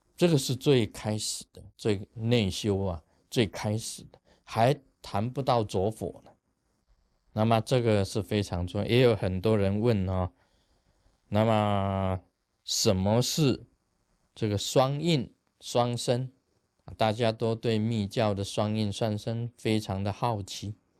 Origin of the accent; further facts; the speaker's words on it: Taiwan; 我们台湾话叫哈消啊